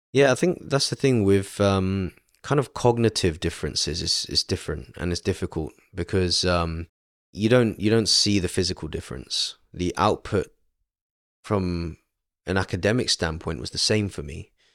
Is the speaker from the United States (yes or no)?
no; London, United Kingdom; born and raised in London, uh, outskirts of London in Stanmore